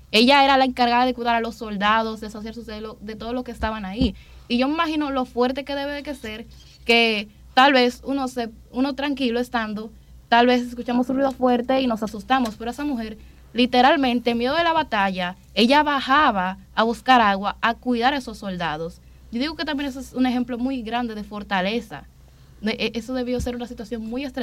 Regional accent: Dominican Republic; identificándonos como dominicanos con lo que es nuestra patria, nuestro himno, nuestra bandera

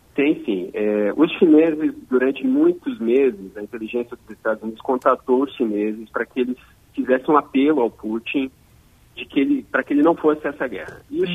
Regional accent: Erechim, Rio Grande do Sul, Brazil; moved away; eu sou do Rio Grande do Sul.

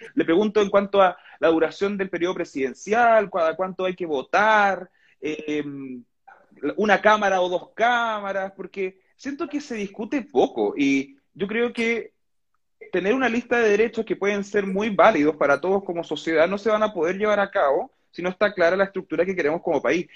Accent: Coyhaique, Aysén, Chile; soy de Coyhaique

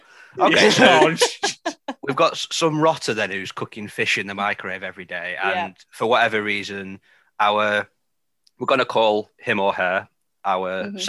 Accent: Grimsby, Yorkshire and the Humber, United Kingdom; I'm literally from Grimsby, where Young's make fish the dish of the day.

